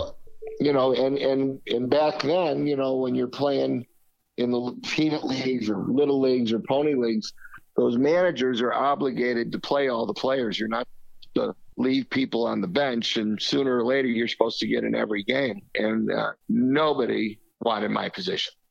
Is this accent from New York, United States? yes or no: no; Chicago, Illinois, United States; growing up in Chicago in the '50s, '60s